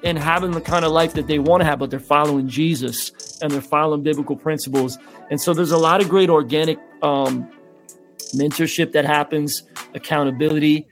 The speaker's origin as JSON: {"language": "English", "town": "Philadelphia", "region": "Pennsylvania", "country": "United States", "tie": "born or raised there", "said": "Growing up in Philly, because my parents didn't have a lot of money."}